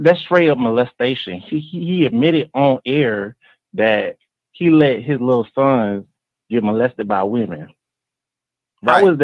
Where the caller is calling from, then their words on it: Cleveland, Ohio, United States; I'm calling from Cleveland